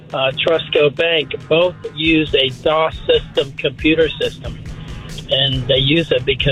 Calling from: Groveland, United States; I'm from Groveland.

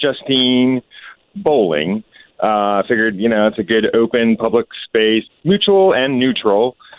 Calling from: Casselberry, Florida, United States

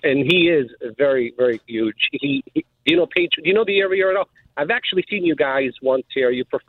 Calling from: Fort Myers, Florida, United States; I'm calling from the Fort Myers area.

